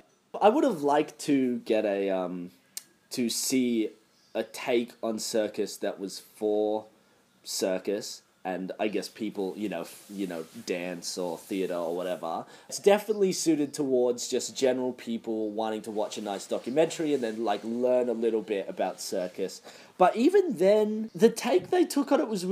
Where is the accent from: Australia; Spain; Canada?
Australia; as an Australian